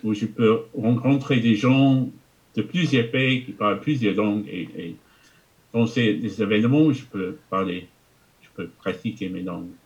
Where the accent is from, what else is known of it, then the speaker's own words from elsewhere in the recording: England, United Kingdom; first language English; French is a second language; je suis anglais. J'ai grandi en Angleterre. Euh, et j'ai parlé que d'anglais jusqu'à l'âge de 11 ans